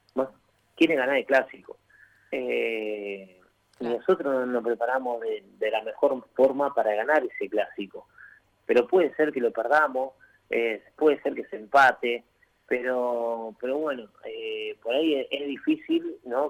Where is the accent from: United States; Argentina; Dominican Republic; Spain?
Argentina